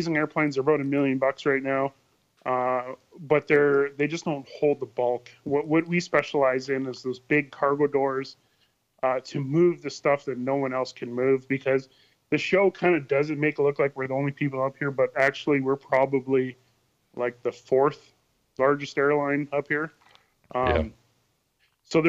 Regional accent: Hay River, Northwest Territories, Canada; growing up in Hay River

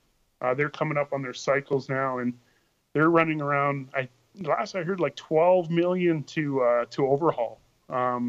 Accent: Hay River, Northwest Territories, Canada; growing up in Hay River

